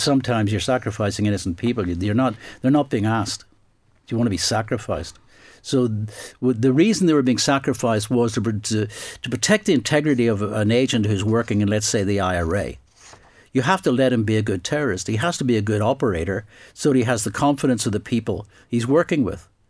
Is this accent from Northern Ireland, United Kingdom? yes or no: yes; Northern Ireland, United Kingdom; I grew up in Northern Ireland specifically